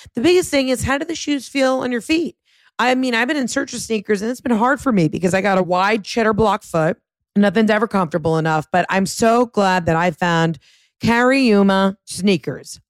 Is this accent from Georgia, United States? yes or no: yes; Atlanta suburbs, Georgia, United States; I'm a Gentile from the Atlanta suburbs